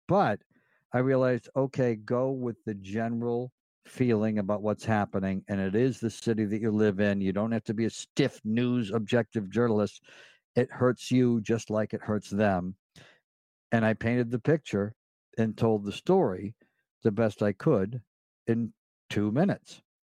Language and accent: English; Delmar, New York, United States; now in Los Angeles, United States; growing up in Del Mar, New York